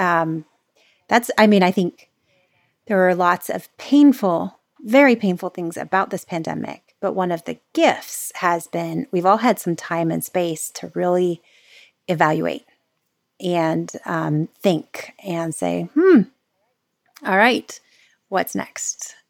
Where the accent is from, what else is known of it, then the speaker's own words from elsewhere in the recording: Florida, United States; now in California, United States; I'm the Florida girl taken out of Florida. I live in California now